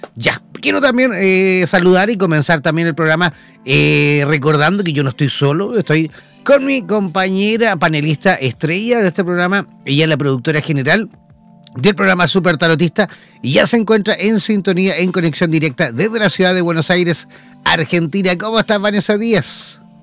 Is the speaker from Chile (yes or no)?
yes; Chile; los chilenos nos acordamos fiestas patrias que somos chilenos